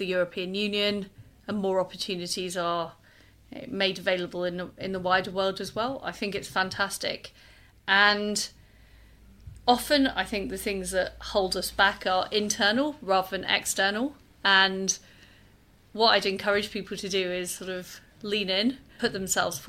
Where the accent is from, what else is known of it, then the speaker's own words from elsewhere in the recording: Leeds, Yorkshire and the Humber, United Kingdom; moved away as an adult; now in London, United Kingdom; I grew up in Leeds. I moved to London in the 1990s